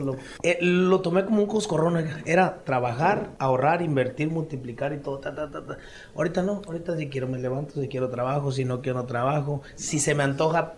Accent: Benito Juárez, Chiapas, Mexico; moved away as an adult; Yo estoy con mi papá allá en mi pueblo, en Benito Juárez, municipio de La Concordia

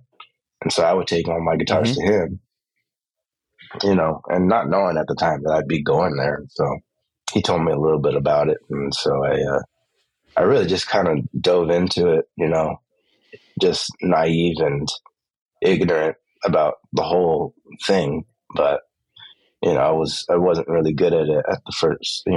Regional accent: Los Angeles, California, United States; I grew up in East

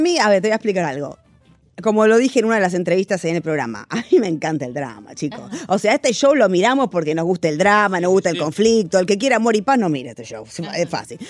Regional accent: Argentina; yo soy argentina

